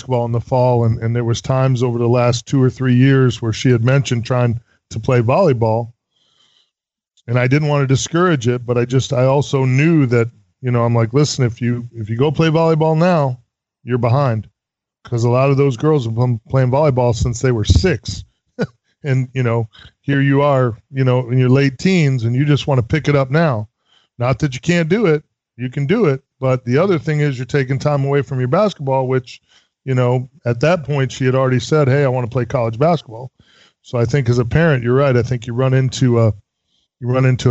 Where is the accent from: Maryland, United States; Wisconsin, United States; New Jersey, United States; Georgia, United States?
Wisconsin, United States; now in Tampa, United States; I grew up in Wisconsin